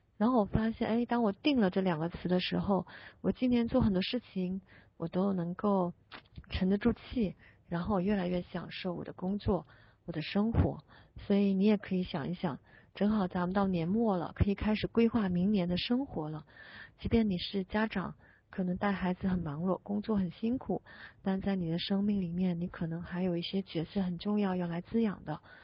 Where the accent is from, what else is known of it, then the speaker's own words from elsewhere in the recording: Guangdong, China; 我是广东人